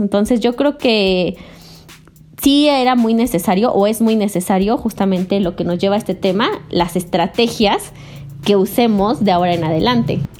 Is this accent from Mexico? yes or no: yes; Puebla, Mexico; moved away; also born or lived in Yucatán; soy del estado de Puebla y pues en este momento me encuentro aquí